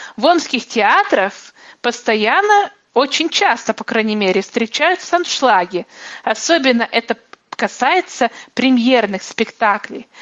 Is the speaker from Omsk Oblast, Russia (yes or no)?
yes; Omsk, Omsk Oblast, Russia; мой родной город